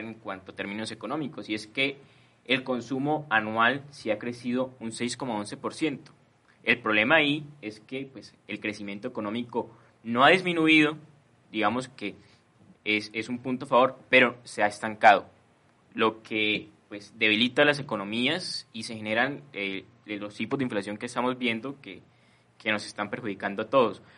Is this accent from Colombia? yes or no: yes; Colombia